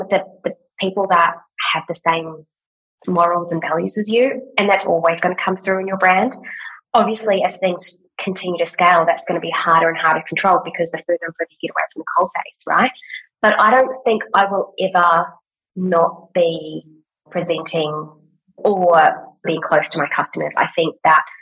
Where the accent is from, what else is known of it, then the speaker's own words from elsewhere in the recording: New Zealand; now in Australia; I'm from New Zealand